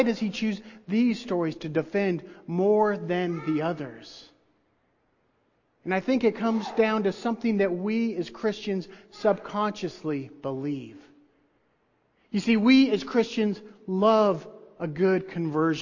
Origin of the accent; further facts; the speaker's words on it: outside of Nashville, Tennessee, United States; I grew up outside of Nashville, Tennessee